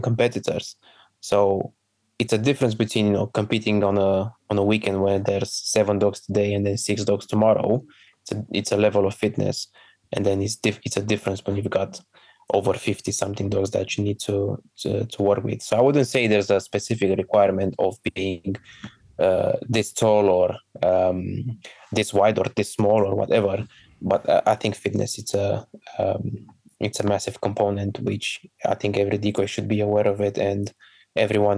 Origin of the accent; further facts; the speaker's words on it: Romania; moved away as an adult; now in United Kingdom; my home country